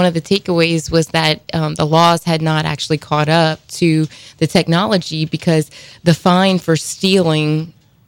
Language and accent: English; Terrebonne Parish, Louisiana, United States; I grew up in Terrebonne